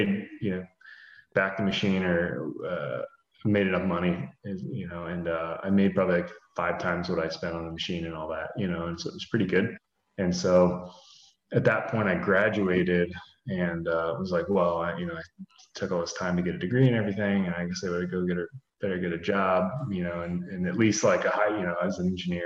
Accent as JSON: {"language": "English", "town": "Columbus", "region": "Ohio", "country": "United States", "said": "I'm from Columbus, Ohio"}